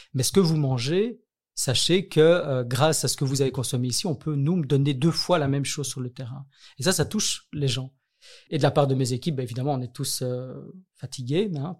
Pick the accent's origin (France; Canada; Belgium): Belgium; Brussels, Brussels-Capital Region; Et je viens de Bruxelles. J'ai toujours vécu à Bruxelles.